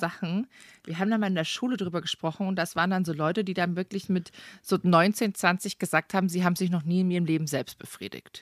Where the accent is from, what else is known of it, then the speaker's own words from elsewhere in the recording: Munich, Bavaria, Germany; ich komme aus München